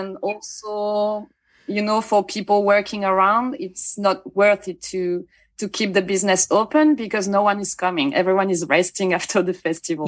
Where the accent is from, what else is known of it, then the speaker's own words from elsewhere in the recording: Bayonne, Nouvelle-Aquitaine, France; I was born in Bayonne